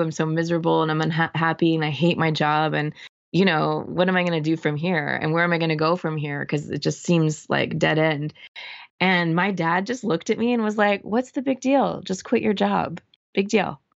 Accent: Orange County, Southern California, United States; moved away as an adult; also born or lived in San Francisco; I grew up in Southern California

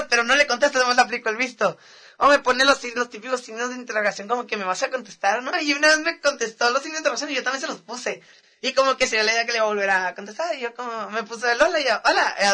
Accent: Mexicali, Baja California, Mexico; yo soy de por acá, de Mexicali, le digo, por ahí que vivo. Bro. De la Robledo

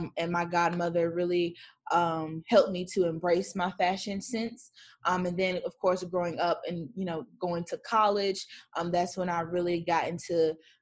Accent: Gates County, North Carolina, United States; now in Charlotte, United States; I'm from Gates County, North Carolina

